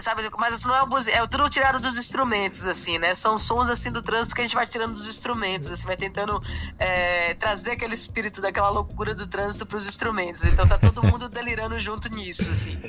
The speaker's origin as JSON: {"language": "Portuguese", "town": "Salvador", "region": "Bahia", "country": "Brazil", "said": "eu sou de Salvador, eu sou da Bahia e … é meu conterrâneo"}